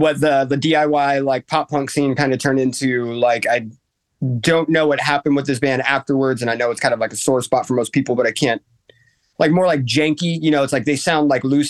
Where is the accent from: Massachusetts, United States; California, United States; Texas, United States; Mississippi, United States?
California, United States; near Napa; I grew up near Napa